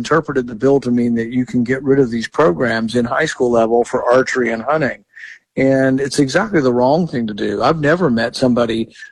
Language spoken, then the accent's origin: English; Texas, United States; now in Kentucky, United States; I grew up in Texas